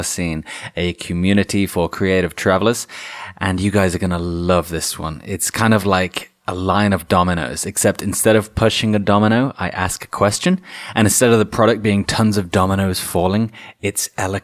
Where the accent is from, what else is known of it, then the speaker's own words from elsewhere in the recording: Italy; I'm from Italy